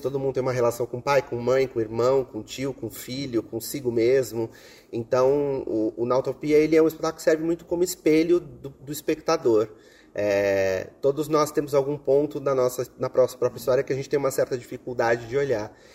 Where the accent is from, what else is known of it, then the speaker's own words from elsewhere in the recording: Brazil; nós, como brasileiros